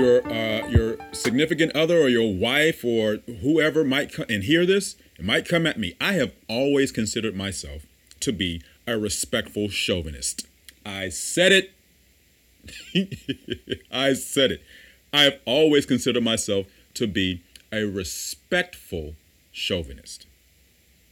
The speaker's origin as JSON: {"language": "English", "region": "the South", "country": "United States", "said": "I come from the South"}